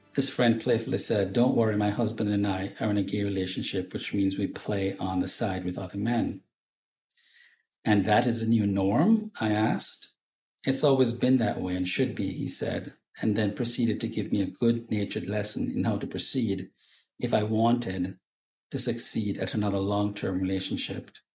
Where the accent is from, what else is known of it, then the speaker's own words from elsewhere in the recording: Jamaica; I'm Jamaican